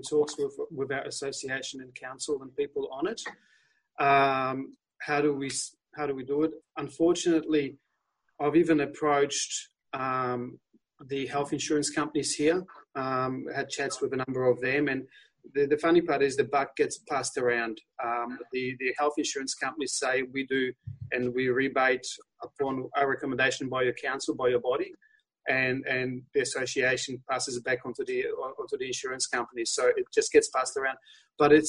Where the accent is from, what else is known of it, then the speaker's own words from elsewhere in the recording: Poland; accent: Polish; moved away; my Polish accent's coming through. I was born in Poland